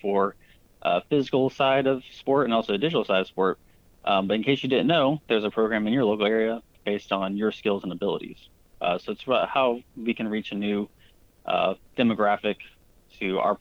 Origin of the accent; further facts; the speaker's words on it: United States; I grew up playing soccer in the United States